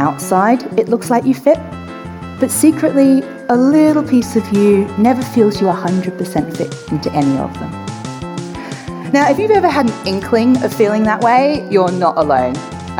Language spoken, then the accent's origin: English; Australia; See, I was born in Australia, but my father's English and my mum was from the little island of Mauritius. So I grew up speaking English and French with this sort of weird accent that didn't really fit anywhere in the world, especially not where I grew up.